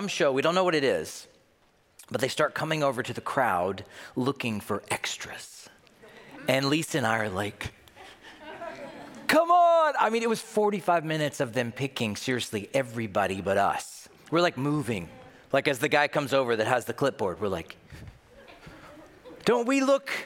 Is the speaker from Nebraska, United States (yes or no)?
no; Tennessee, United States; now in Minnesota, United States; I'm from Tennessee. I just live in Minnesota